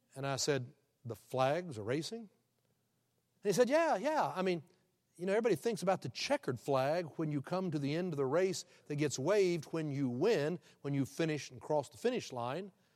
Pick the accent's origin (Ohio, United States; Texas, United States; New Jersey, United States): Texas, United States; Houston; he was from my hometown